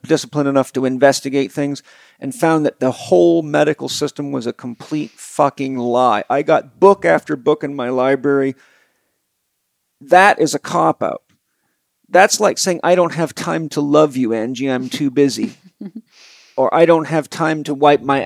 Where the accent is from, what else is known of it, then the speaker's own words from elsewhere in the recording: United States; I'm an American